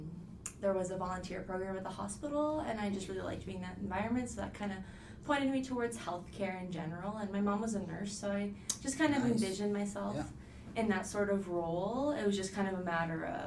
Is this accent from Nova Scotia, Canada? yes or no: yes; Halifax, Nova Scotia, Canada; I was born and raised in Halifax